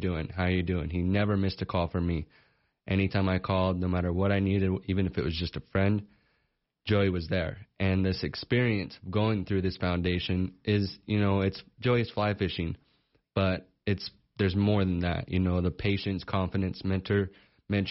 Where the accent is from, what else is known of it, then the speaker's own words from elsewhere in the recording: Sheridan, Wyoming, United States; I was born and raised here in Sheridan, so I've been around this area my whole life